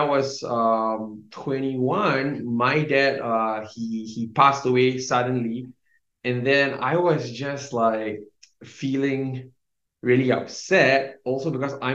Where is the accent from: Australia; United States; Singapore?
Singapore; So I was raised in born and raised in Singapore.